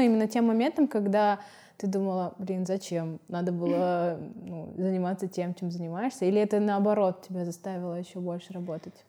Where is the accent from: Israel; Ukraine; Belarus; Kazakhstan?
Kazakhstan; Shakhtinsk, Karaganda Region; moved away; в моем родном городе